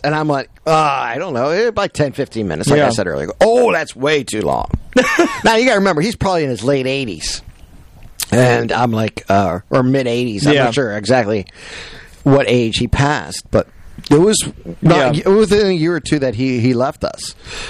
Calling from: Warren, Ohio, United States; I'm calling from Warren, Ohio.

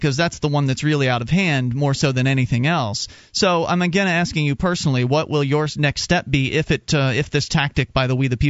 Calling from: New York, United States; New York.

